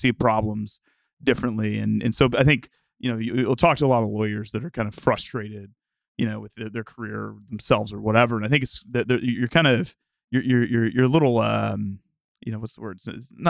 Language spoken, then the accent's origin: English; Arkansas, United States; I'm originally from the southern U.S. I'm from Arkansas, and spent the vast majority of my time growing up there. Went to college at the University of Arkansas